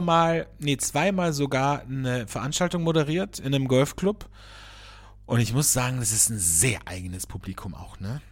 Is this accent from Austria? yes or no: yes; Austria; hier bei uns in Österreich